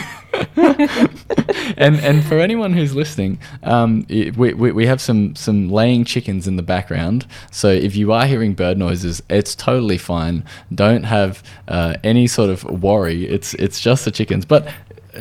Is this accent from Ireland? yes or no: no; Australia; accent: Australian